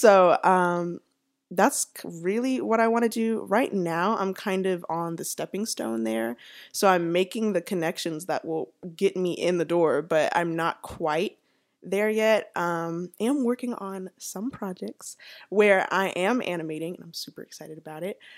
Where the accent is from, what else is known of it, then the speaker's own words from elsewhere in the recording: Atlanta, Georgia, United States; also born or lived in Savannah; I was born and raised here in Atlanta